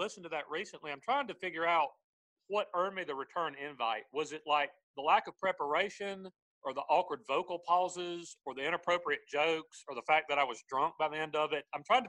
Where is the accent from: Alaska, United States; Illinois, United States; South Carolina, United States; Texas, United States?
South Carolina, United States; we're from South Carolina, but we're not from like Arkansas.